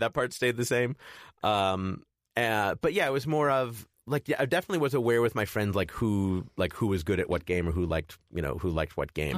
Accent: Chicago, Illinois, United States; I grew up in Chicago

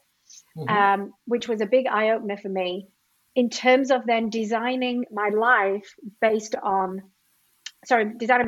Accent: United Kingdom; moved away as an adult; also born or lived in Sydney, Australia; I am British

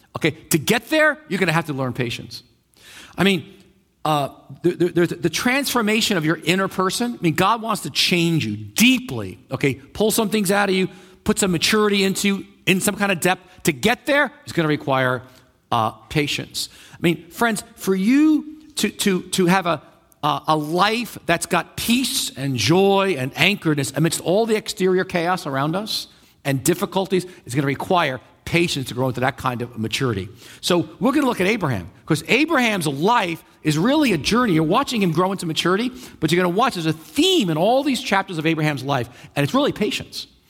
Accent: New York, United States; I'm a New Yorker, right? So, you know, when you live in New York a long time

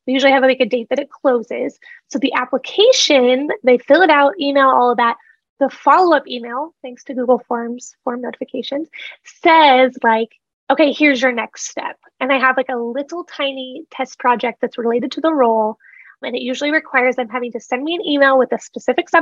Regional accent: Nebraska, United States; I'm a girl from Nebraska, just running a little business here in Lincoln

